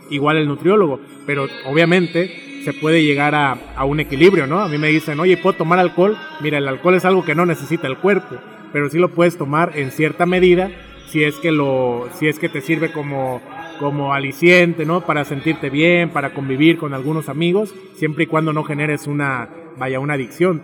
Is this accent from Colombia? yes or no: no; Tepic, Nayarit, Mexico; yo nací en Tepic y me gusta mucho Tepic